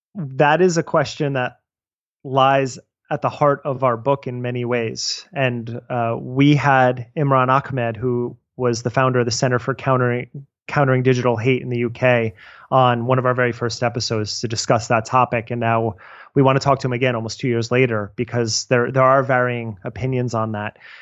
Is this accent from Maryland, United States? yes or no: no; New Jersey, United States; I'm from New Jersey